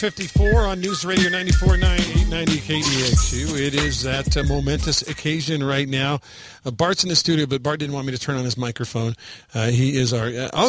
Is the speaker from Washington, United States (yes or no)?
no; Texas, United States; Now, I grew up in Texas.